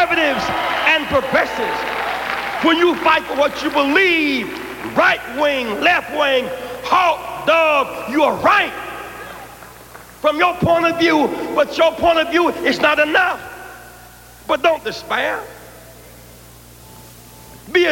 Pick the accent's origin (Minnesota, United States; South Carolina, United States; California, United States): South Carolina, United States; Greenville; When I was a child growing up in Greenville, South Carolina, and grandmama could not afford a blanket